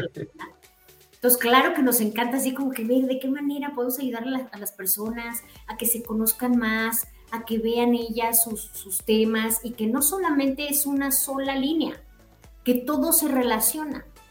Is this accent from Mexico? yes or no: yes; Mexico; moved away; somos mexicanos y, venimos de allá